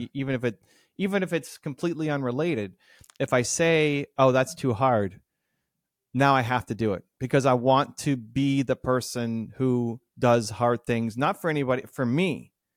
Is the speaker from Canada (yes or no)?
yes; Toronto, Ontario, Canada; the Blue Jays, my hometown team